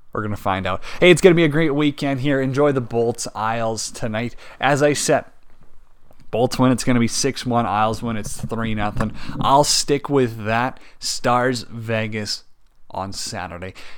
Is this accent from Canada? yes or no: yes; Canada; we're Canadian